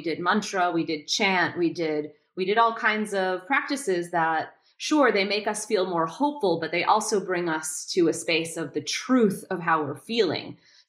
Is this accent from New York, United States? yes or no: yes; New York, United States; also born or lived in Boston; Again, I'm from New York and Boston and, you know, more liberally minded.